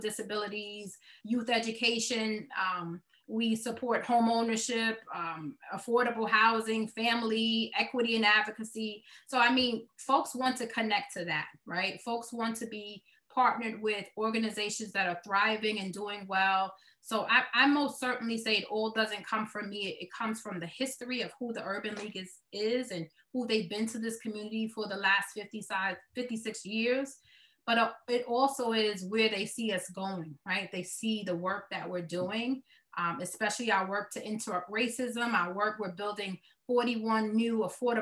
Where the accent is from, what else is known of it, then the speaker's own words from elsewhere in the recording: New York City, New York, United States; accent: Brooklyn; This is me with this Brooklyn accent